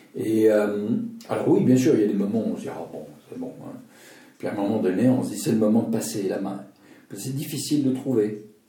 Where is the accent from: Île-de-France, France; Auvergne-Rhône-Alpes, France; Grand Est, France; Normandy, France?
Grand Est, France; Alsace; now in Lausanne, Switzerland; je suis alsacien, J'aime l'Alsace. À l'époque, j'étais que alsacien. Maintenant, je suis alsacien et vaudois et suisse.